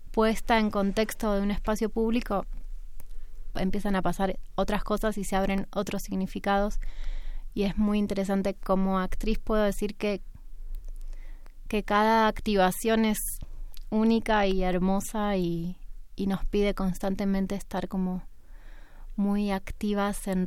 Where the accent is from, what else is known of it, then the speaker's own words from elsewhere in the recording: Argentina; soy argentina y hablo